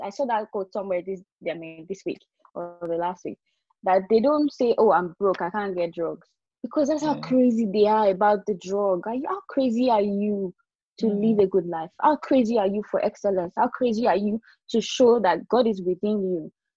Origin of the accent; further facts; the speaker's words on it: Nigeria; moved away as an adult; also born or lived in England; I was opportune to live outside of my country where I grew up in Nigeria